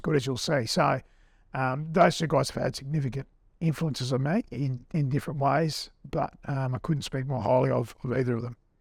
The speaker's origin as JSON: {"language": "English", "country": "Australia", "also_born_or_lived": "England", "said": "being an Aussie"}